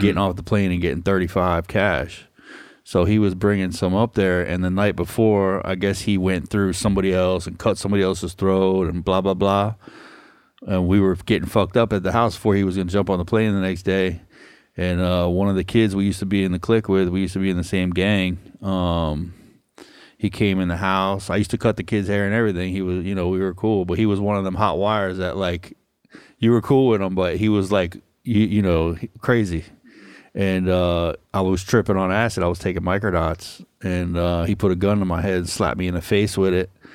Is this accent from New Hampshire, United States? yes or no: no; Hollywood, Florida, United States; I'm a native South Floridian, and I was born and raised in Hollywood.